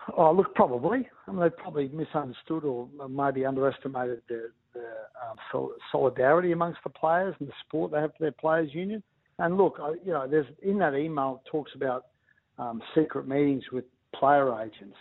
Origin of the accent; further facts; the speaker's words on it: Ipswich, Queensland, Australia; I grew up in Ipswich